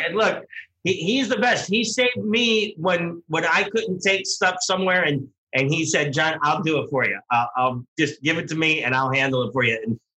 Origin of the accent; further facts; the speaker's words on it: Pittsburgh, Pennsylvania, United States; now in New Jersey, United States; maybe I'll make my trip from New Jersey out to my hometown area in Pittsburgh.